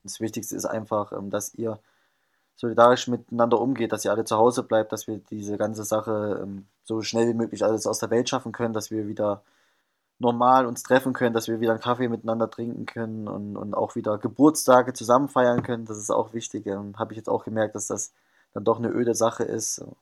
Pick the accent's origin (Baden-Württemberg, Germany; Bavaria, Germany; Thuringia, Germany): Thuringia, Germany; moved away; ich komme aus Thüringen